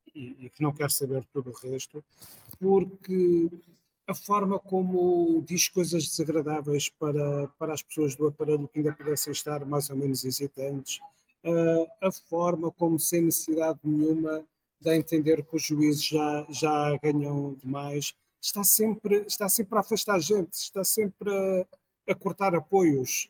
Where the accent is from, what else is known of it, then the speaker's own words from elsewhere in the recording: Porto, Norte, Portugal; sou do Porto